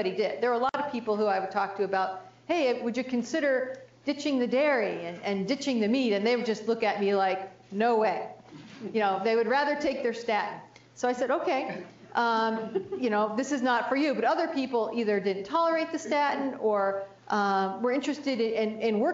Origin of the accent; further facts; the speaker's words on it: New Jersey, United States; I grew up in New Jersey, so we had those Jersey tomatoes